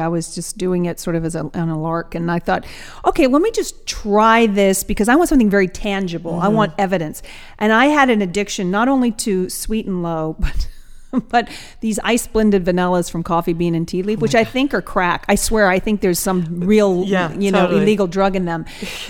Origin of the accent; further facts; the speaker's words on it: Atlanta, Georgia, United States; I'm from Atlanta, Georgia.